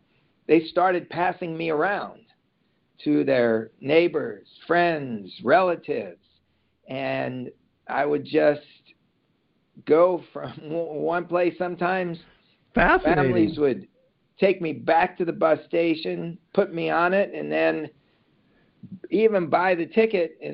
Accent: New York City, New York, United States; also born or lived in Long Island; now in Los Angeles, United States; originally from Brooklyn, New York, and I grew up in New York between Brooklyn and Long Island

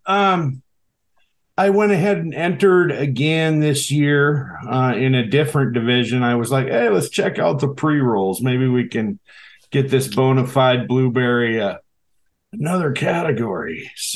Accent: Seattle, Washington, United States; now in Alaska, United States; I grew up in Seattle, the Seattle area, up until 96.

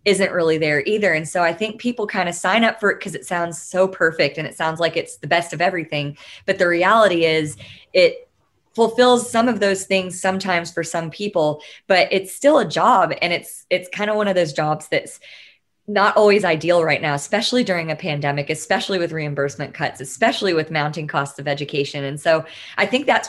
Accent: Tyler, Texas, United States; I grew up in Tyler, Texas

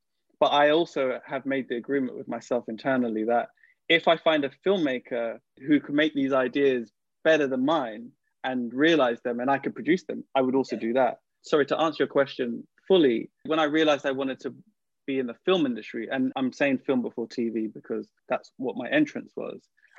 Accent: New York, United States; I grew up on East Coast hip-hop before West Coast hip-hop, right? So it's also because I lived in New York as a kid and all these other things.

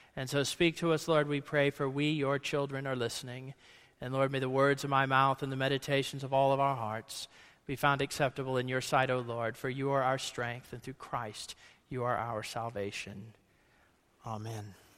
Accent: Ohio, United States; I grew up in Ohio

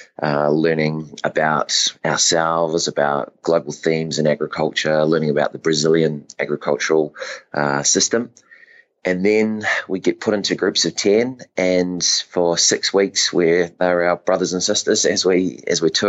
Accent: North Island, Manawatū-Whanganui, New Zealand; I'm a dairy farmer from the Manawatu, which is in the North Island of New Zealand, lower central North Island

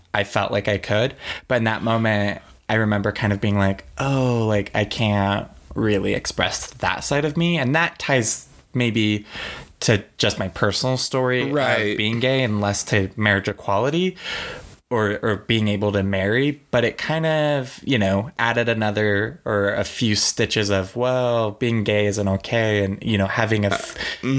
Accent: Oregon, United States; I grew up in Oregon, which was and where I lived in Willamette Valley was very liberal

